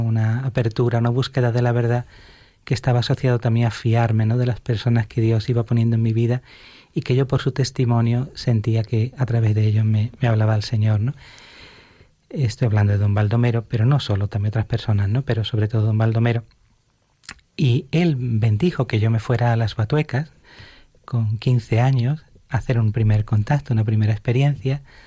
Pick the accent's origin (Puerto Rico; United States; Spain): Spain; Alhaurín de la Torre, Andalusia; en mi parroquia de mi pueblo, de Alaurín de la Torre, de Málaga, donde estaba con mi familia